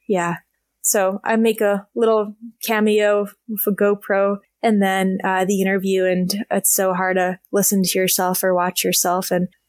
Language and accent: English; Alaska, United States; I started this project of riding all the roads in Alaska, my home state, in 2017.